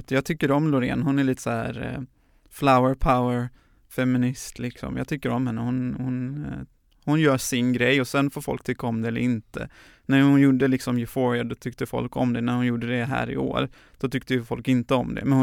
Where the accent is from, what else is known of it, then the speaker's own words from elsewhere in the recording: Gothenburg, Västra Götaland, Sweden; 31-årig göteborgare som, ehm, ja, gillar att arbeta för människors rättigheter. Jag eh, är uppvuxen eh, i Göteborgs förorter, har eh, utländsk bakgrund men är född här i Sverige.